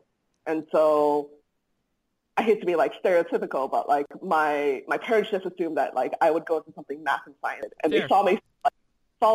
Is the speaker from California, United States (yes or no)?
no; Hawaii, United States; also born or lived in Molokai / Oahu / Maui / Big Island; now in San Francisco, United States; growing up in Hawaii